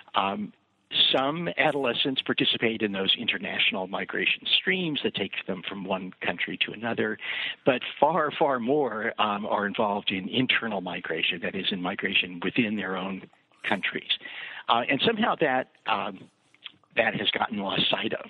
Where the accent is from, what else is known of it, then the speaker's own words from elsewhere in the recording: Kansas City, Missouri, United States; moved away; also born or lived in New Jersey / Chapel Hill, North Carolina / Ann Arbor, Michigan; I grew up in Kansas, uh, uh, in Kansas City, Missouri